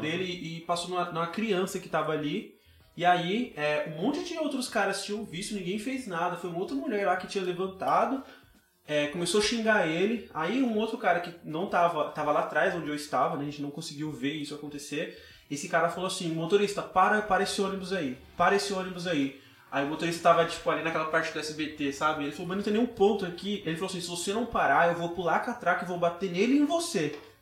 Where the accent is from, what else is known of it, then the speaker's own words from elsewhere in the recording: Sol Nascente, Federal District, Brazil; Adolescente, cresci aqui no Sol Nascente